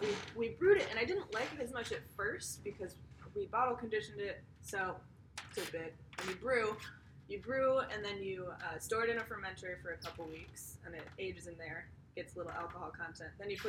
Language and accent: English; United States; And we're American